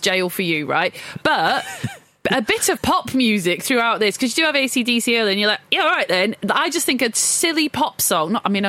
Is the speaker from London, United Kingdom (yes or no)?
no; Blackburn, North West England, United Kingdom; I'm from Blackburn.